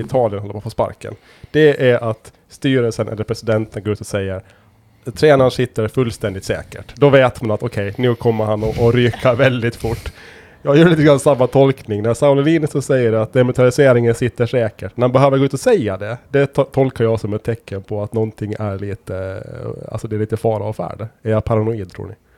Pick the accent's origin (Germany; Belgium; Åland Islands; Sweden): Åland Islands; som ålänningar